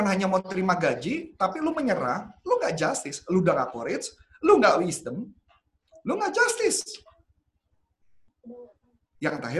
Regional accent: Indonesia; Ya karena gue ngerasa gue warga negara Indonesia, gue orang

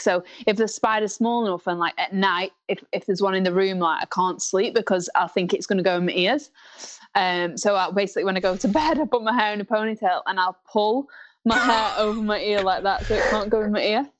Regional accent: Blackpool, North West England, United Kingdom; It's in my hometown

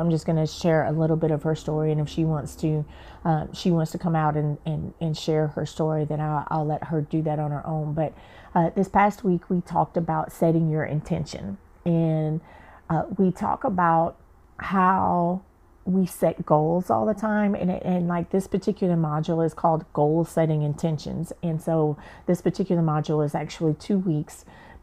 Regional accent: the South, United States; moved away as an adult; also born or lived in Atlanta; now in San Diego, United States; I'm from the South

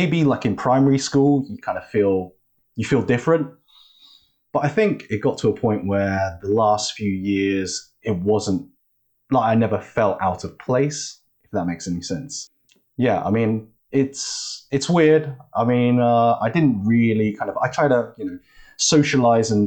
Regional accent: Oxford, South East England, United Kingdom; also born or lived in China / London; So I was born in China, but I actually moved to the UK when I was at the age of one. So like super early. And then I kind of grew up in Oxford.

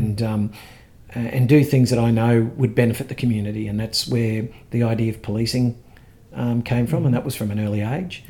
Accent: Ipswich, Queensland, Australia; I grew up here in Ipswich, attended school here

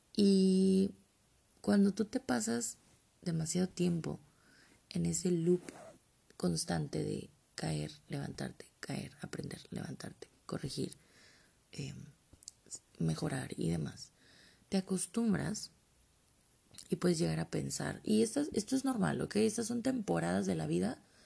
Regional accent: Mexico; como buena mexicana que soy

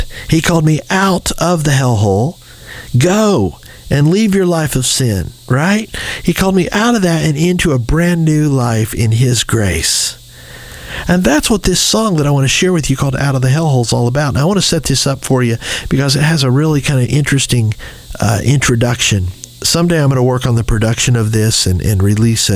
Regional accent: Anderson, Indiana, United States; I grew up in Anderson, Indiana.

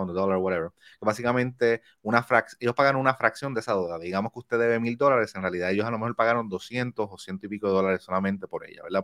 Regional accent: Puerto Rico; now in New Jersey, United States; yo soy de Manatizo, yo soy isla

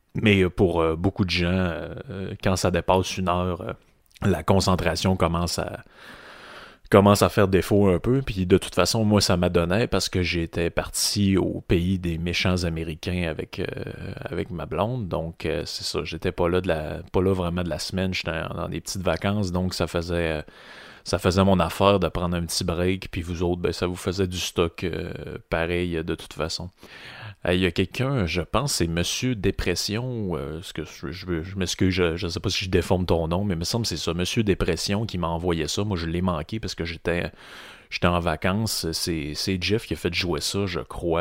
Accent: Quebec, Canada

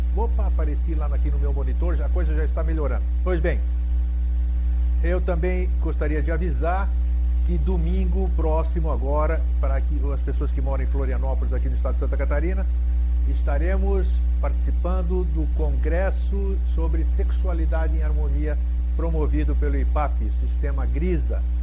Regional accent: Greece; moved away; eu sou grego e os gregos eles têm como característica dar maior valor à onomástica

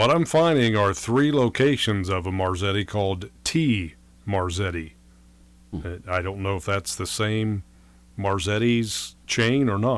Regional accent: Worthington, Ohio, United States; And Worthington's my hometown.

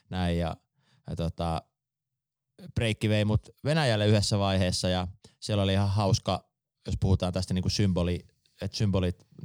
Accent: Jyväskylä, Central Finland, Finland; mekin ollaan Jyväskylästä

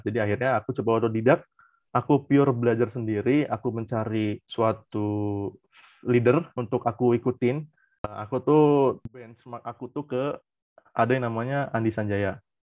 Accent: Cirebon, West Java, Indonesia; Aku dari Cirebon

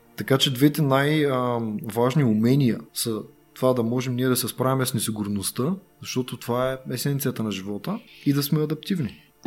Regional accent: Bulgaria; Ние сме българи.

